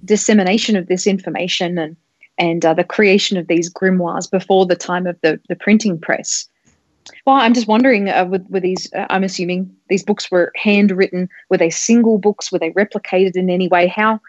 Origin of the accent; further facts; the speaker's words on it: Australia; I grew up in Australia, and sure. I was just a kid in the 80s, and my family were not religious.